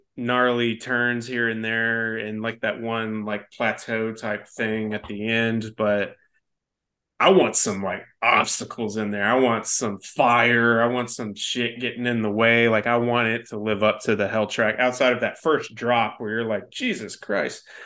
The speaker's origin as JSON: {"language": "English", "town": "Denton", "region": "Texas", "country": "United States", "tie": "born or raised there", "said": "growing up in Denton, Texas before it, like, really blossomed into what it is now"}